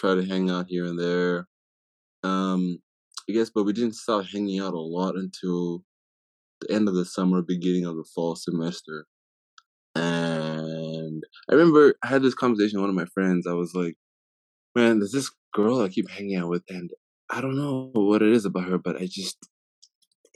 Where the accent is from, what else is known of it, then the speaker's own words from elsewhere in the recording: Harare, Zimbabwe; moved away as an adult; now in Utah, United States; born and raised in Zimbabwe until I was 18